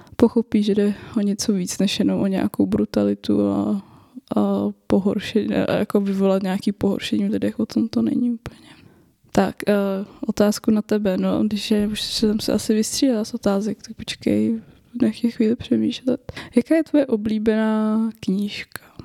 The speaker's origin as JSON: {"language": "Czech", "town": "Roudnice nad Labem", "region": "Ústí nad Labem Region", "country": "Czechia", "tie": "born or raised there", "said": "pocházím z Ústeckého kraje, z Roudnice nad Labem. Eh, kde jsem studovala gymnázium"}